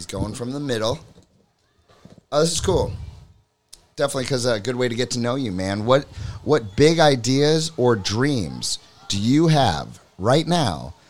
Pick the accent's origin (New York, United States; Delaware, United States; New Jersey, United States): New York, United States; New York City; now in Hamilton; I'm from New York City where it's all light pollution.